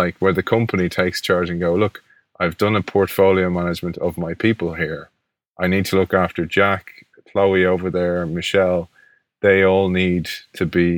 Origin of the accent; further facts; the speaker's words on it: Dublin, Leinster, Ireland; I grew up in Ireland in a park, one of our national parks here, the Phoenix Park